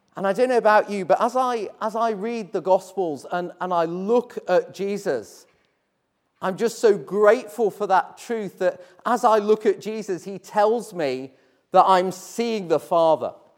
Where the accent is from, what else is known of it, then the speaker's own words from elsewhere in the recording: Hull, Yorkshire and the Humber, United Kingdom; I grew up in Hull